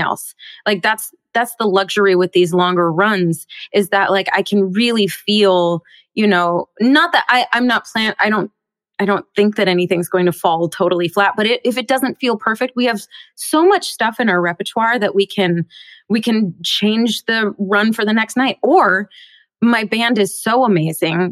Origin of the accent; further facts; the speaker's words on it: Bellevue, Washington, United States; I grew up in Seattle. Well, just outside of Seattle in Bellevue, Washington